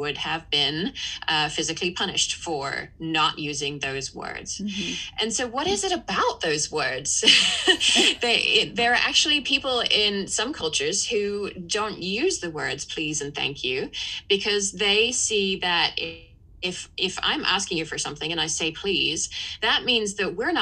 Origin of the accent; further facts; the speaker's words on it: England, United Kingdom; as an English person growing up in a house where please and thank you was certainly very important